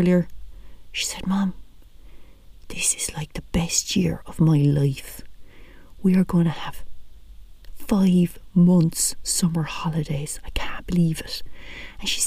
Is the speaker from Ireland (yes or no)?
yes; Whitechurch, Ireland; my home village